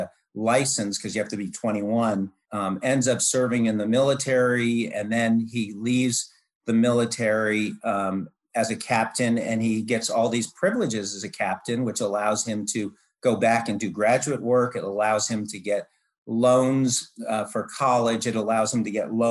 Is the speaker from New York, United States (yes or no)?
no; Marin County, California, United States; the planned community, which I grew up in Marin County, which is right across from San Francisco